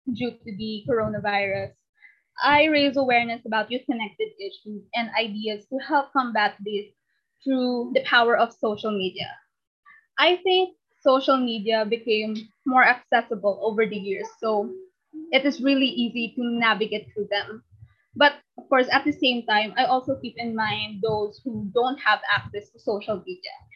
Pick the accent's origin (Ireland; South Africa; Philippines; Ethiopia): Philippines; I am 15 years old and I come all the way from the Philippines.